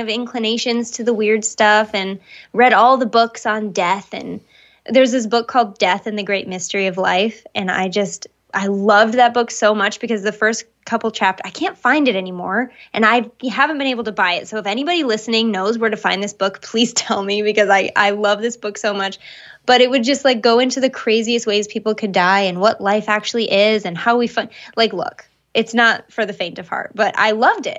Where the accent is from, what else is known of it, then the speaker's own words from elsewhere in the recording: Michigan, United States; where I grew up in Michigan